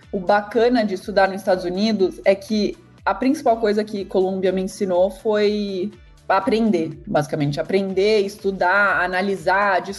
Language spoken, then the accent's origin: Portuguese; São Paulo, Brazil; also born or lived in Zurich; Eu, na verdade, eu sou brasileira e suíça, né? Eu cresci entre São Paulo e Zurique, morei metade da minha vida nos dois lugares, e aí fui fazer faculdade fora.